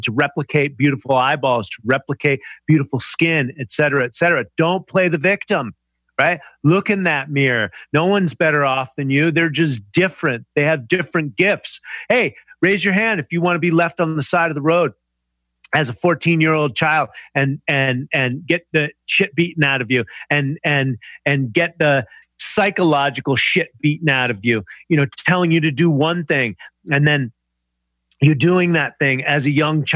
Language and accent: English; United States; I'm an American